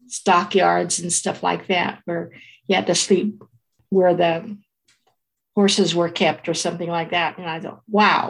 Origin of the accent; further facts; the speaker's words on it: Fresno, California, United States; I was born in Fresno, California.